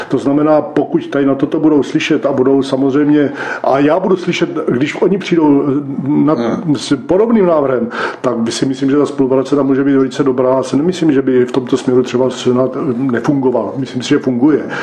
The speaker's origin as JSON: {"language": "Czech", "town": "Brno", "region": "South Moravian Region", "country": "Czechia", "tie": "born or raised there", "lives_now": "Břeclav District, Czechia", "said": "Já prostě jsem vyrůstal v Brně, Husovicích a teďka, teďka žijí na Břeclavsku"}